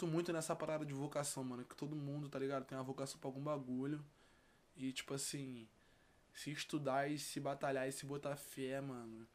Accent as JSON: {"language": "Portuguese", "region": "Rio de Janeiro", "country": "Brazil", "said": "vim lá de Campo Grande, Zona Oeste"}